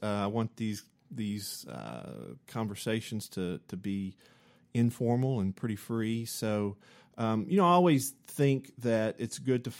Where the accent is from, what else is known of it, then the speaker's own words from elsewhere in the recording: Winchester, Kentucky, United States; moved away as an adult; now in Nashville, United States; I'm originally from Winchester, Kentucky